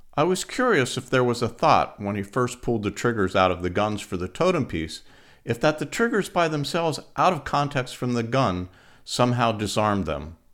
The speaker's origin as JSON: {"language": "English", "town": "Pittsburgh", "region": "Pennsylvania", "country": "United States", "tie": "born or raised there", "said": "Boris and I grew up together in Pittsburgh, Pennsylvania in the sixties"}